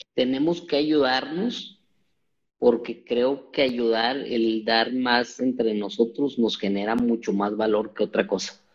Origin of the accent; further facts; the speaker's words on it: Mexico; como mexicanos